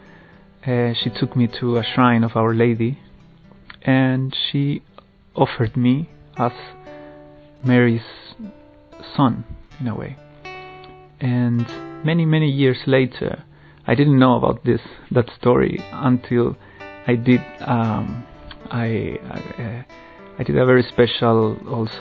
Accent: Chile; moved away; I'm originally from Chile

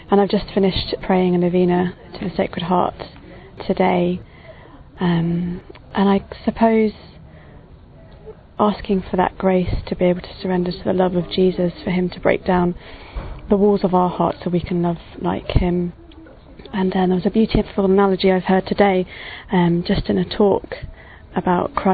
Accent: England, United Kingdom; I'm 28 and I'm from England.

